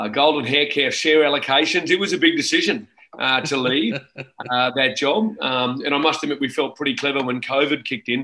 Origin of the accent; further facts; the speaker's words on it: Brisbane, Queensland, Australia; born and bred in Brisbane, still in Brisbane